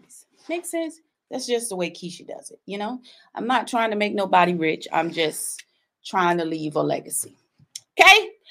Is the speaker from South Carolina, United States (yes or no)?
yes; South Carolina, United States; I'm from South Carolina.